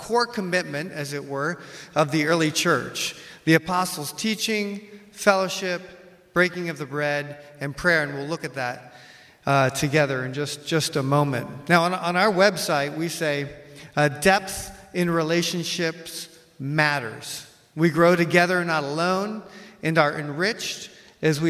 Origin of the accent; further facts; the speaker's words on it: United States; I'm from the West, I'm American